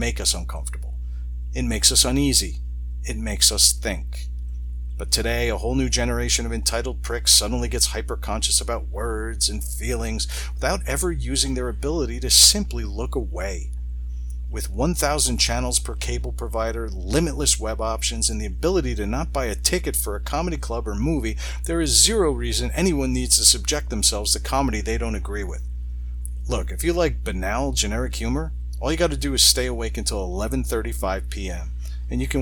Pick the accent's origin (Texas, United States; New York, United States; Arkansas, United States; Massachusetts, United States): New York, United States; Long Island; I'm an Irish-Italian from Long Island